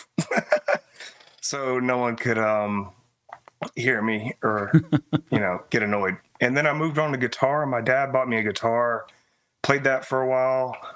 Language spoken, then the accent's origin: English; Greensboro, North Carolina, United States; I'm from Greensboro, North Carolina, born and raised.